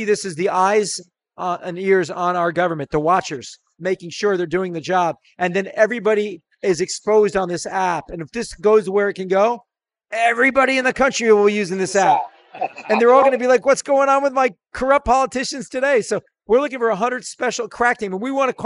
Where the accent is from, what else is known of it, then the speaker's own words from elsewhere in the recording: Massachusetts, United States; I'm from Massachusetts.